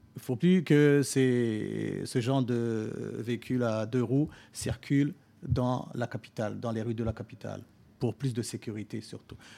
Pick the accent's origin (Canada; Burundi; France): Burundi; moved away as an adult